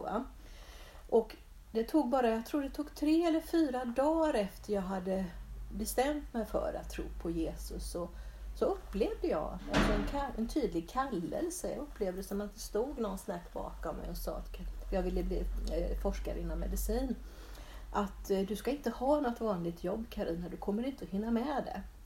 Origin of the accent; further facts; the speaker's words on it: Bodafors, Jönköping County, Sweden; jag är uppväxt på Sågbacke i, i, utanför Bodafors